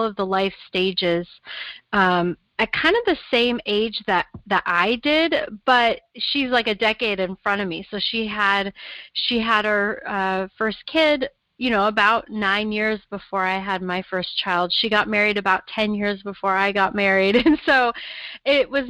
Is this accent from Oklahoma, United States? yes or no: no; Portland, Oregon, United States; I was actually born in Portland. I grew up here, was born here.